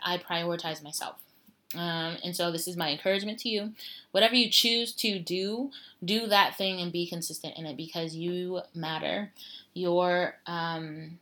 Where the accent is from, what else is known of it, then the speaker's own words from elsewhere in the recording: Denver, Colorado, United States; moved away as an adult; now in China; my hometown Denver